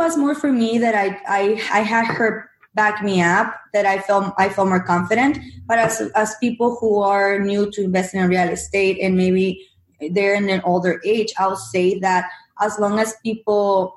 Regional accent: Mexico; English is a second language; moved away as an adult; now in United States; my background, I'm from Mexico. I came from Mexico to the U.S. when I was 21

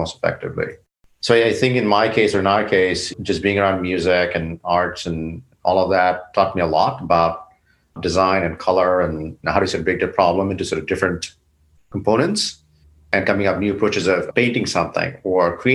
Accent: Bangladesh; now in United States; South Asia, where I grew up in Bangladesh

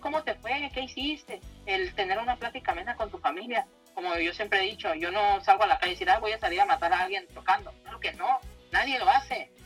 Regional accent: Tijuana, Baja California, Mexico; Yo soy aquí originaria de Tijuana.

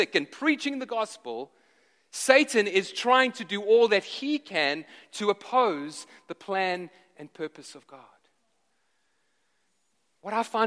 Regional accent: South Africa; moved away; I grew up in South Africa

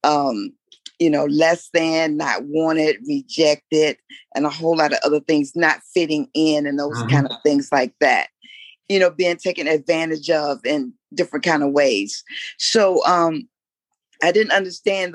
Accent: Newport News, Virginia, United States; now in Washington, D.C., United States; I'm from the nation's capital, but originally I'm from Newport News, Virginia.

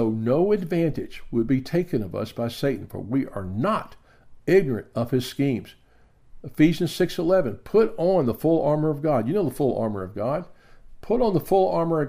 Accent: the South, United States; I grew up in the South

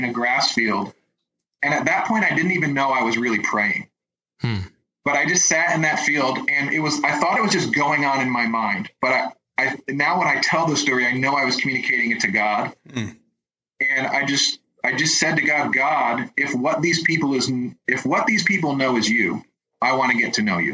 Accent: Northeast, United States; I was raised in the Northeast Roman Catholic.

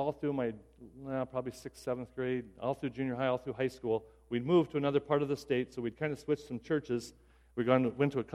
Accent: Pierre, South Dakota, United States; I grew up in South Dakota and around Pierre

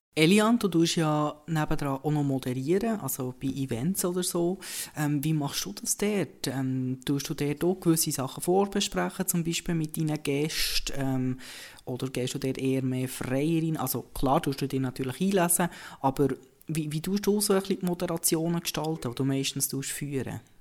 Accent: Bern, Switzerland; accent: Bernese German; Als Berner kann ich sagen

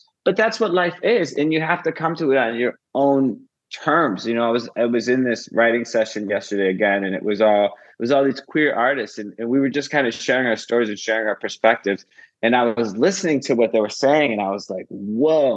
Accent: Midwest, United States; now in Los Angeles, United States; I come from the Midwest and I come from a very emotionally stunted lineage, which I think all of us do in the Midwest

